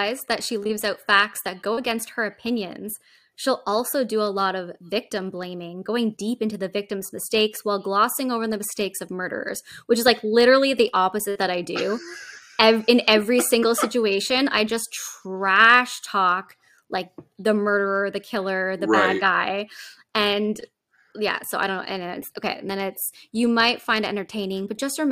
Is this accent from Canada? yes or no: yes; Canada; also born or lived in Japan; I'm Canadian